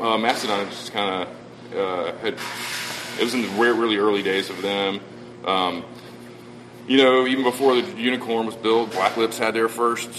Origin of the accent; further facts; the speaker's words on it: Savannah, Georgia, United States; Savannah, Georgia.